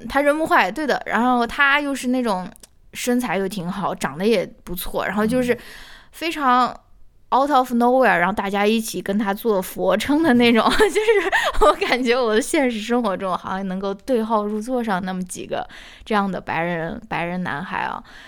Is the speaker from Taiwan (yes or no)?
no; China; 用我们中国人比较熟悉的一个比方来打